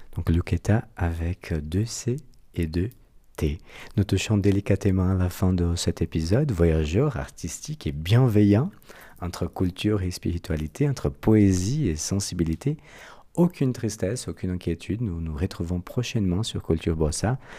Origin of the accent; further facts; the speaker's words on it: Brazil; accent: Brazilian; French is a second language; moved away; Mon accent brésilien